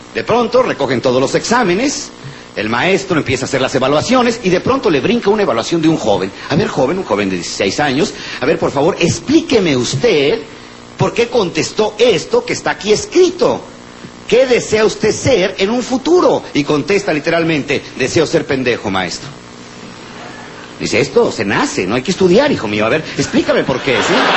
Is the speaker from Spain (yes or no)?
no; Mexico; somos los mexicanos